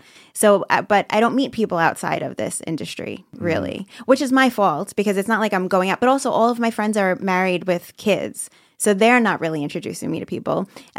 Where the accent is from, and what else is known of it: Brooklyn, New York, United States; now in Staten Island, United States